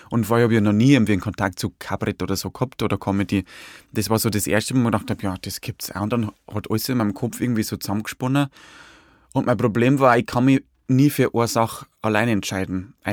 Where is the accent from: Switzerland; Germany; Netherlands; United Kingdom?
Germany; Hutthurm, Bavaria; Es ist eine sehr hügelige Landschaft. Also so Niederbayern, also gibt Niederbayern ist ja zum Teil sehr, sehr flach, also die Gegend da von Dingolfing, aber da wo ich ja bin, so Passauer und, und, und Bayerischer Wald